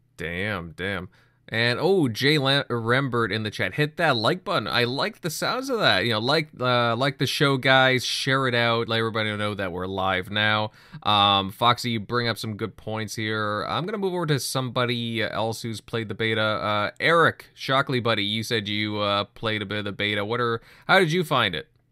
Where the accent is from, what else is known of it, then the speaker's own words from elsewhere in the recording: Canada; me and General M L D, we're from Canada